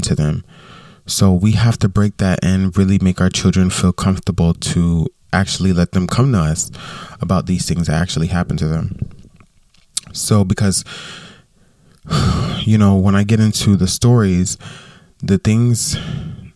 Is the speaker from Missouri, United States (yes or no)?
no; Westside, Florida, United States; moved away; I grew up in Westside, which is a neighborhood, you know, that I grew up